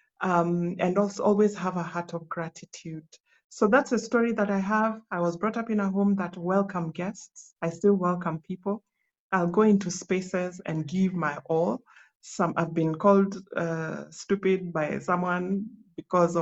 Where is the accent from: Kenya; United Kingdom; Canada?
Kenya; Nyanza; also born or lived in South Sudan; where I come from Nyanza. I come from the mighty Luo Nation